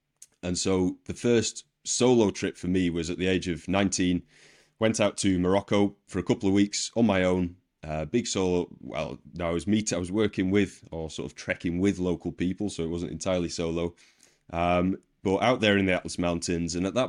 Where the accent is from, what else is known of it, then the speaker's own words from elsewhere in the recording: Wigan, North West England, United Kingdom; the place I grew up in Wigan, it's a working class rugby league town in Northern England.